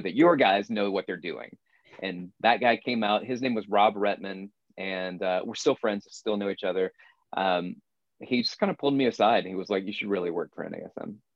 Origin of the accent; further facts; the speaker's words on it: Florence, Alabama, United States; moved away; my hometown of Florence, Alabama.